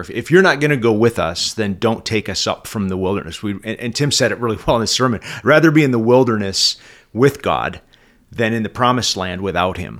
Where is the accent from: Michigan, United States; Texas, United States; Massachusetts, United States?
Michigan, United States; Oxford; I'm from Oxford, Michigan